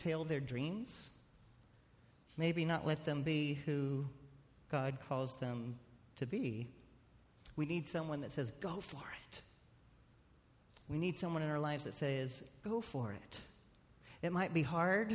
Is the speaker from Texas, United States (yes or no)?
yes; Texas, United States; I'm a Texan